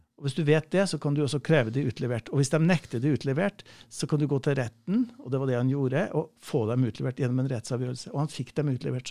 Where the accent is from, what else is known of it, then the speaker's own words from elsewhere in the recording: Nærøy, Namdalen, Trøndelag, Norway; accent: trønder; jeg er fra Namdalen